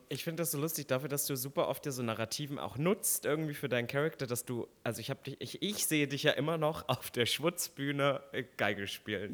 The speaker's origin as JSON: {"language": "German", "region": "East Germany", "country": "Germany", "tie": "born or raised there", "moved": "yes", "lives_now": "Berlin, Germany", "said": "als ich aufgewachsen bin im Osten"}